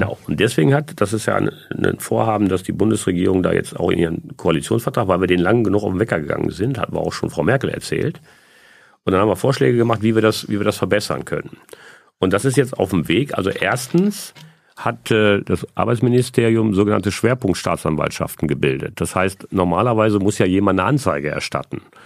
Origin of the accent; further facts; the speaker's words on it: Essen, North Rhine-Westphalia, Germany; Ich bin in Essen-Stehle geboren und in Essen-Überruhr aufgewachsen